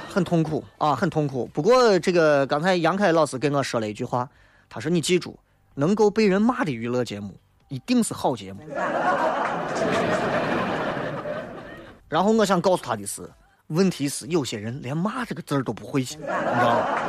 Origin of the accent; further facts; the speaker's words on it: Xi'an, Shaanxi, China; 作为一个西安人